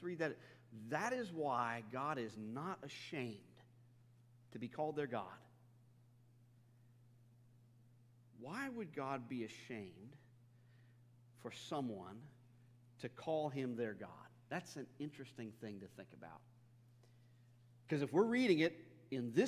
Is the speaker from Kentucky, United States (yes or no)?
yes; Northern Kentucky, United States; in my hometown where I grew up in Northern Kentucky